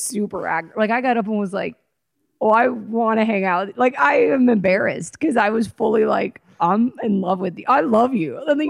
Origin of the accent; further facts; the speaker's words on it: Atlanta, Georgia, United States; now in Los Angeles, United States; our friend Farzad, who also we grew up with in Atlanta